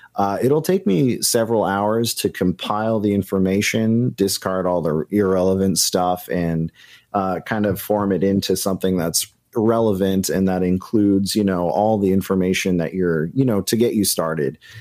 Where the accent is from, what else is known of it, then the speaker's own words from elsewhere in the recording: New Hampshire, United States; the places where I grew up in New Hampshire